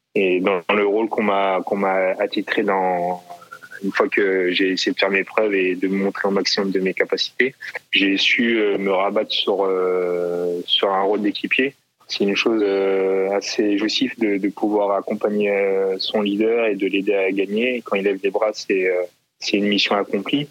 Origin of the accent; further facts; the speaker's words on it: Versailles, Île-de-France, France; je né, je suis né à Versailles, en région parisienne